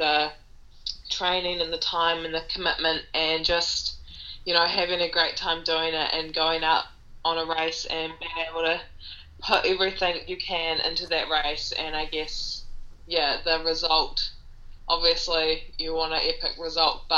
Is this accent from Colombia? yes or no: no; New Zealand; I'm from New Zealand